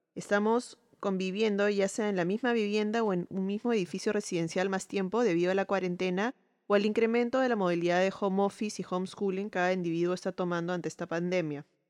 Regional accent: Peru; soy arquitecta peruana

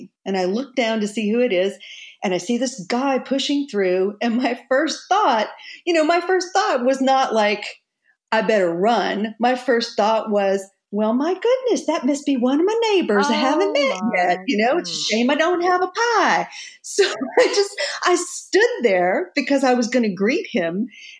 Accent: Texas, United States; now in New York, United States; I was so Bambi-like when I moved to New York from Texas. And, you know, I had that sort of Texas friendliness about me.

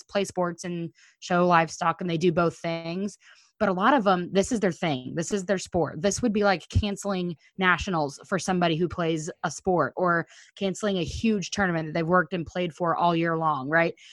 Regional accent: Missouri, United States; We're from Missouri

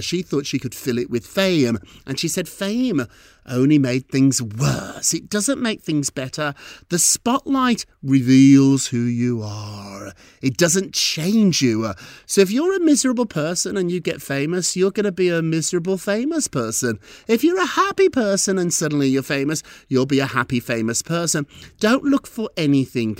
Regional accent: United Kingdom; moved away; when I was a little boy growing up in Britain

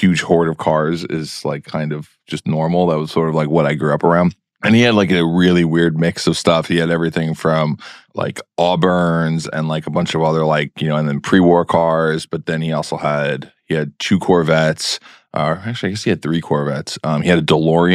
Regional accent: New York City, New York, United States; I grew up in New York City

